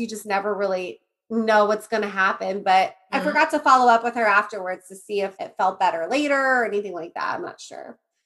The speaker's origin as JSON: {"language": "English", "town": "Johnstown", "region": "Ohio", "country": "United States", "tie": "born or raised there", "said": "my hometown, Johnstown"}